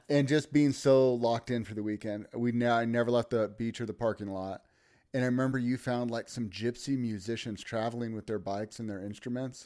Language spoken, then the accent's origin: English; Redding, California, United States; born or raised there